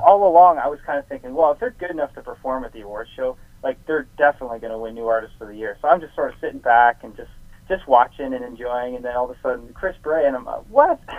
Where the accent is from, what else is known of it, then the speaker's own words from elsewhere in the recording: Canada; being a Canadian and having you know my songs be produced in Canada